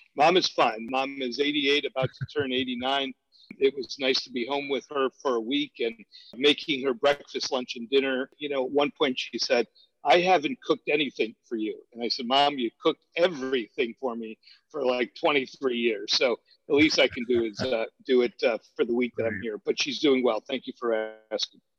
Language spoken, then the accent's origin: English; Cleveland, Ohio, United States; moved away as an adult; now in Savannah, United States; I'm from Northeast Ohio